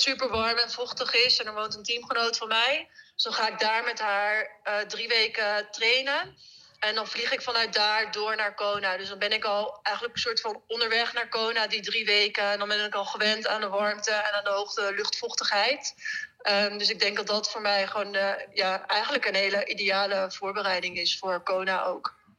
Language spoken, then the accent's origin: Dutch; Netherlands; een race in ons thuisland